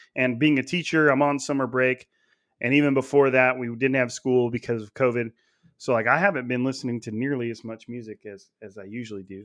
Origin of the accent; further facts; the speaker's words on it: Clovis, California, United States; I actually grew up in Clovis, which is a, a suburb of Fresno, but it's all in Fresno County